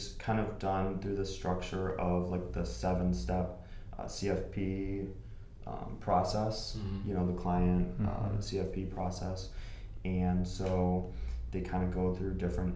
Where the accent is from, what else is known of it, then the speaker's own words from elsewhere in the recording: Dearborn, Michigan, United States; I'm born and raised in Dearborn, Michigan.